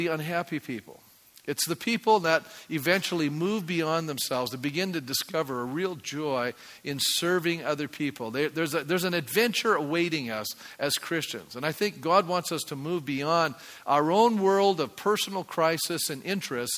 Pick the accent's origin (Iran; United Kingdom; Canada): Canada; I'm a Canadian